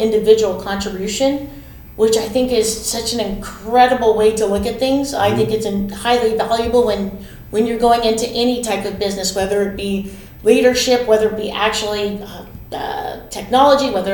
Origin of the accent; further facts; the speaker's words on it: Los Angeles, California, United States; I'm actually born and raised in Los Angeles